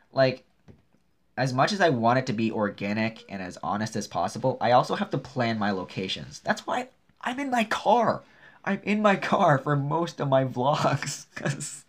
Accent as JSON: {"language": "English", "town": "Brampton", "region": "Ontario", "country": "Canada", "tie": "born or raised there", "also_born_or_lived": "Toronto", "moved": "yes", "lives_now": "Smiths Falls, Canada", "said": "I grew up and I was born in Brampton and Toronto in that area"}